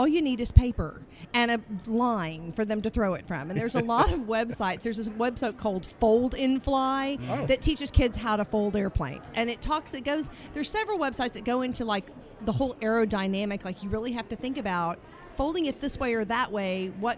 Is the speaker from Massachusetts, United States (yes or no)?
no; McKinney, Texas, United States; I am from McKinney, Texas, if you cannot tell by the accent